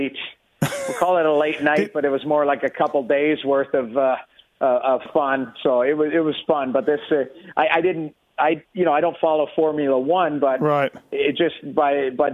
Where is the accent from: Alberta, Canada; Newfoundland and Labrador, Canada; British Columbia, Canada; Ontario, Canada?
Alberta, Canada; Edmonton; now in Toronto, Canada; I grew up in Edmonton, Alberta